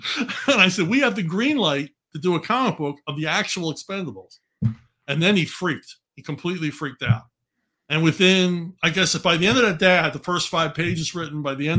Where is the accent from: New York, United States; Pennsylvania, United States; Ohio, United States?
Pennsylvania, United States; Philadelphia; accent: Philadelphia; my Philadelphia accent comes back.